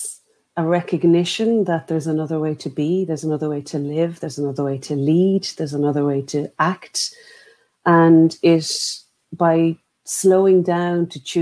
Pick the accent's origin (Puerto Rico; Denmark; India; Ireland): Ireland; here in Ireland with our indigenous wisdom